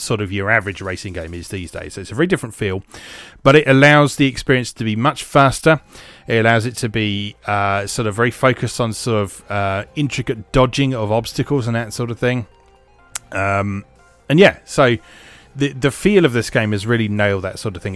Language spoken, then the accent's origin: English; United Kingdom; as a Brit